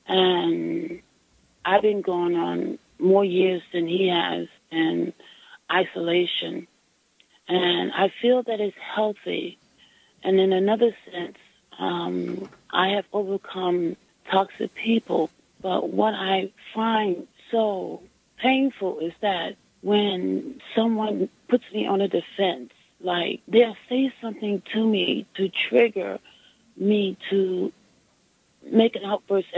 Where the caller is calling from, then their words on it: New York City, New York, United States; I'm calling from Brooklyn.